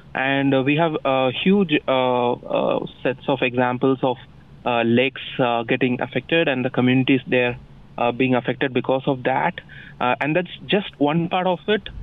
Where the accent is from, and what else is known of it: India; also born or lived in Bengaluru, India